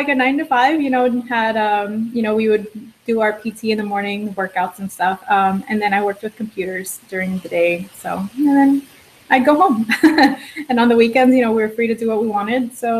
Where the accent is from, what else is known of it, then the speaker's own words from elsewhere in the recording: Miami, Florida, United States; I am originally from South Florida, born and raised, and I was in the military for a few years. I was able to travel around a lot because of that, and eventually I made my way back home to South Florida, to Miami